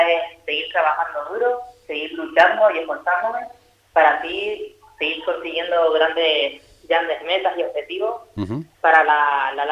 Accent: Gran Canaria, Canary Islands, Spain; yo soy de, de Gran Canaria, sí.

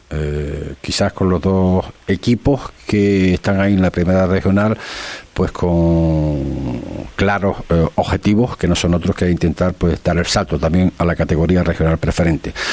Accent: Tetir, Canary Islands, Spain; Tetil, que, por encima de todo es, mi pueblo

